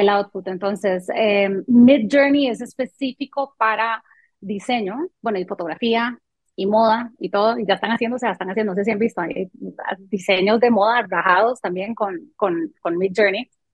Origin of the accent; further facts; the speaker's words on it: Costa Rica; first language French; Spanish is a second language; also born or lived in Canada / Colombia; yo llegué a Costa Rica cuando tenía tres años, no hablaba español solo hablaba francés. Y em, mi padre muere cuando yo tengo 13 años y este, entonces me, crió mi, mamá aquí en Costa Rica